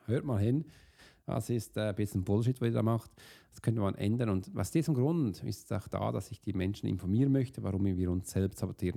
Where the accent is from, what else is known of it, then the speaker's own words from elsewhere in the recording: Switzerland; wir als Schweizer